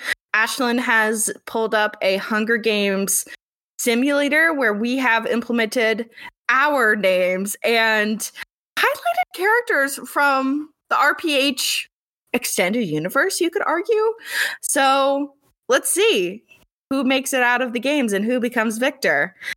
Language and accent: English; United Kingdom; I'm British, so this will be fun.